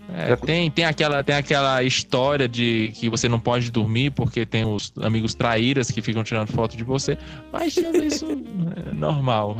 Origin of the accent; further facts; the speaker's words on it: Cariri region, southern Ceará, Brazil; a gente é do sul do Ceará, né? Aqui é da região Cariri